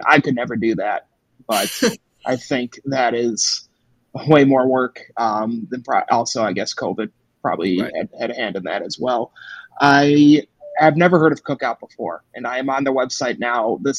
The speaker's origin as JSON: {"language": "English", "region": "Minnesota", "country": "United States", "said": "As a Minnesotan"}